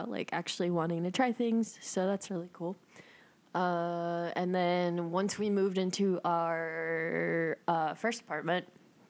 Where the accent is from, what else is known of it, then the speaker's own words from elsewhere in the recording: El Salvador; I'm from El Salvador.